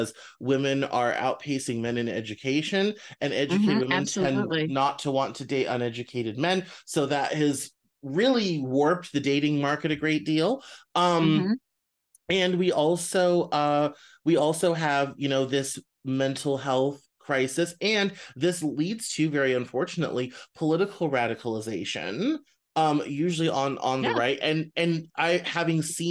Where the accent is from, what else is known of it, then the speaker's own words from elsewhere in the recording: Northwest Arkansas, United States; I grew up in Northwest Arkansas with lots of normal white dudes